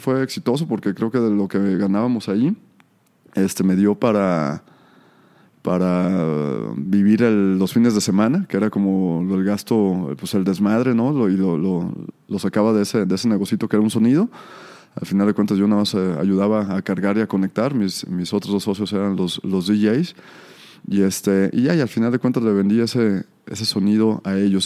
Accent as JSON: {"language": "Spanish", "town": "Tala", "region": "Jalisco", "country": "Mexico", "tie": "born or raised there", "moved": "as an adult", "said": "nací en Tala, me vine a estudiar la universidad por acá"}